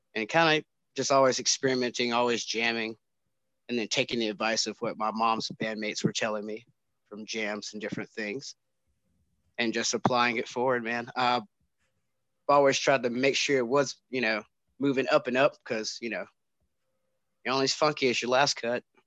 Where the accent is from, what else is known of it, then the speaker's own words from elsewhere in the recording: Winston-Salem, North Carolina, United States; Growing up in Winston was actually pretty cool. Really laid back.